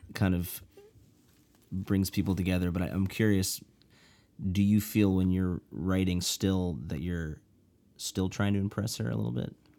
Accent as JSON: {"language": "English", "town": "Chicago", "region": "Illinois", "country": "United States", "tie": "born or raised there", "said": "my hometown of Chicago"}